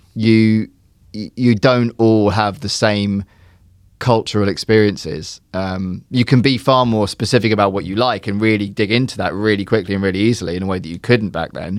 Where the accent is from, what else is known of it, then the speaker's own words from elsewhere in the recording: Surrey, South East England, United Kingdom; I grew up in England, I grew up in Surrey